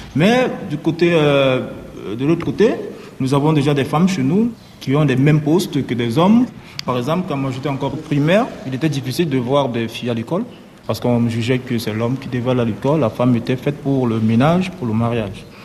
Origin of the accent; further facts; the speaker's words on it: Cameroon; moved away as an adult; now in Lesbos, Greece; chez moi au Cameroun